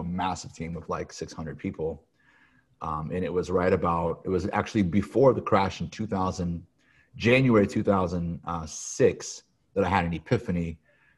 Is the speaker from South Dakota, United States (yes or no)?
no; Peoria, Illinois, United States; moved away as an adult; also born or lived in Chicago, Illinois; now in California, United States; I was born and raised in Peoria, Illinois